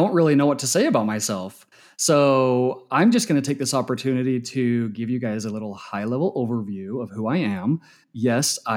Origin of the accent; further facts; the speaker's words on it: Utah, United States; So I grew up in Utah, born and raised.